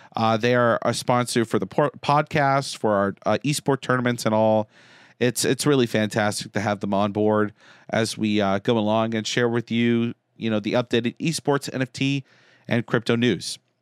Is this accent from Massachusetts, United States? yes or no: yes; Concord, Massachusetts, United States; I grew up in Concord